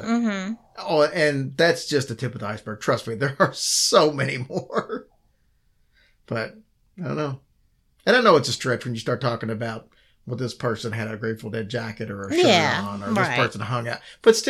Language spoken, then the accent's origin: English; Kentucky, United States; And since I'm from Kentucky and a country girl myself, I enjoyed that.